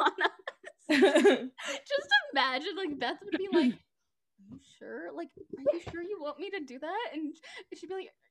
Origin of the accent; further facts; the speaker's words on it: Texas, United States; it's where I live. Which is funny because I'm actually from Texas, so it's interesting.